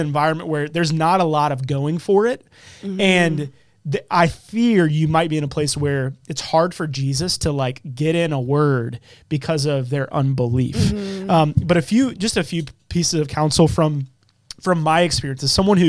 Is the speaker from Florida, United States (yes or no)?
no; Charlotte, North Carolina, United States; accent: Southern; I'm from Charlotte and my dad's from Jersey. So I feel like I've got some like Southern in me